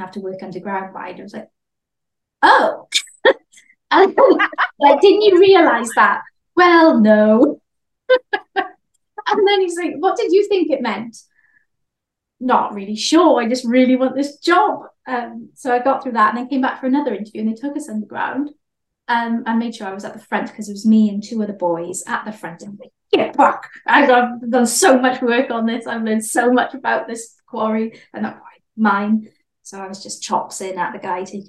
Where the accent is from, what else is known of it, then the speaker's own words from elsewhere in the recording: Swansea, Wales, United Kingdom; also born or lived in Cardiff; I worked at a surf shop back home in Swansea, but I went to Cardiff, so I'd come home on the weekend